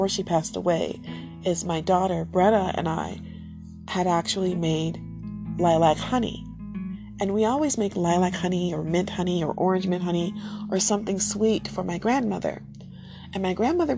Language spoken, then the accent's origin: English; United States; I'm American